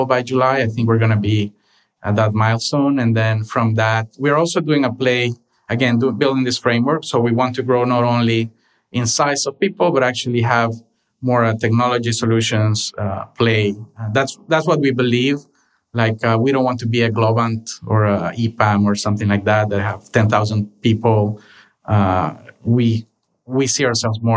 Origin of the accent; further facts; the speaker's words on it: Honduras; moved away as an adult; now in Los Angeles, United States; I was born and raised in Honduras